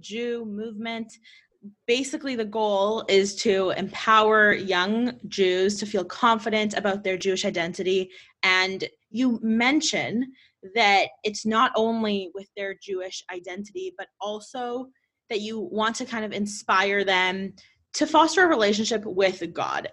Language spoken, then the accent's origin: English; Winnipeg, Manitoba, Canada; I grew up in Winnipeg and in Winnipeg we are secluded